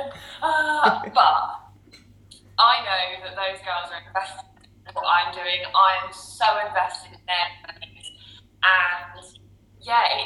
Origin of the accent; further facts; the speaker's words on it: Cornwall, South West England, United Kingdom; I'm from Cornwall, over the countryside